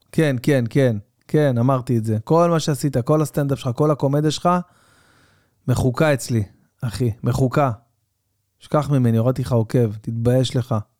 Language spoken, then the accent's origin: Hebrew; Tel Aviv-Yafo, Tel Aviv District, Israel; אני שיחקתי בילדותי במכבי יפו. גדלתי ביפו